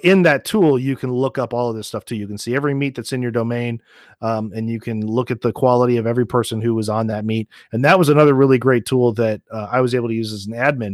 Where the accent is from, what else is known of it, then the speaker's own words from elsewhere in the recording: Nashville, Tennessee, United States; moved away; also born or lived in St. Louis, Missouri; I grew up in Nashville, Tennessee